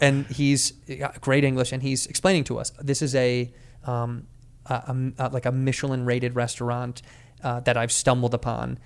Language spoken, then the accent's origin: English; United States; I'm an American